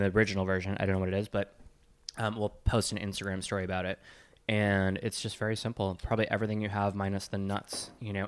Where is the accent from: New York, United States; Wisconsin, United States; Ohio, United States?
Wisconsin, United States; I'm from Wisconsin.